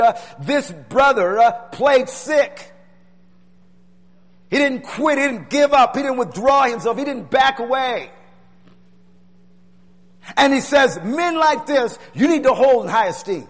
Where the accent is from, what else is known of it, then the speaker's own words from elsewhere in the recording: Tucson, Arizona, United States; having Pastor Warner as your pastor growing up in Tucson Church